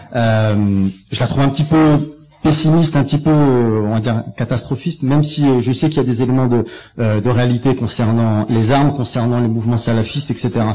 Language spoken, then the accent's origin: French; France; je suis français, je suis journaliste